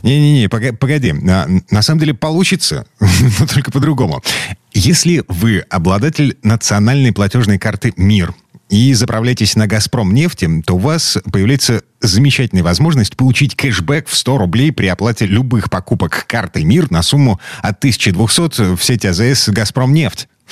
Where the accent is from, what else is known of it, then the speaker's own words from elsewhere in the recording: Kirov, Kirov Oblast, Russia; moved away; у меня на родине, в Кировской области, в городе Кирове